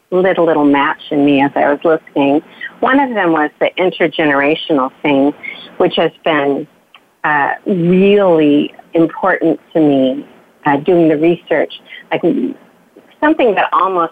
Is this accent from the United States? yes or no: yes; Bakersfield, California, United States; I grew up in Bakersfield, California